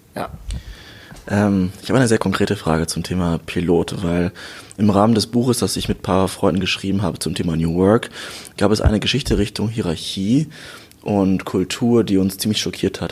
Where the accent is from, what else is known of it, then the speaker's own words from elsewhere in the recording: Germany; wir als Deutsche